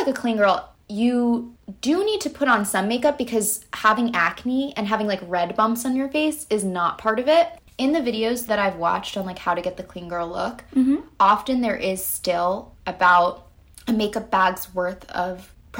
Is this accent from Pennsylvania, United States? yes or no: no; New York City, New York, United States; even though we're both from Brooklyn, New York, but both on the East Coast.